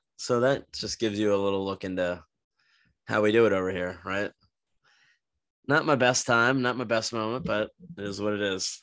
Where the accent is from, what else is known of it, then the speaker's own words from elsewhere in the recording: New Jersey, United States; now in Florida, United States; we grew up with in New Jersey